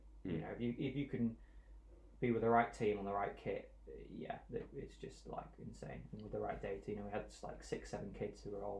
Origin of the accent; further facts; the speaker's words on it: South East England, United Kingdom; born there; so my mum and dad are from Stirling, which is about 20 minutes, half an hour from Knockhill. And then I was born in Surrey